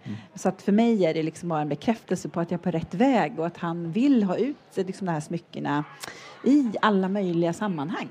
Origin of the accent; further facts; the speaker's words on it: Sweden; Jag som svensk